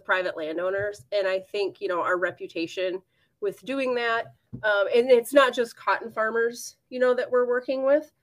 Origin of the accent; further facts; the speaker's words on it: southern Michigan, United States; I did grow up on a farm and cattle operation in southern Michigan. So I'm originally from Michigan